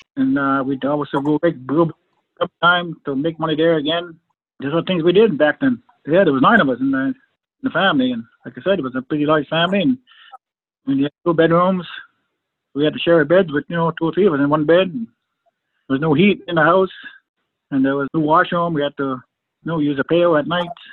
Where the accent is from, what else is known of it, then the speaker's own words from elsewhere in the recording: Fredericton, New Brunswick, Canada; We all grew up on the reservation here in Fredericton